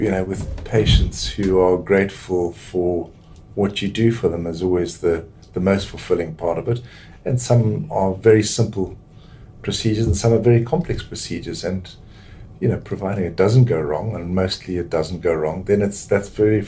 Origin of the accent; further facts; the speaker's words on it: Zimbabwe; now in United Kingdom; I'm from Zimbabwe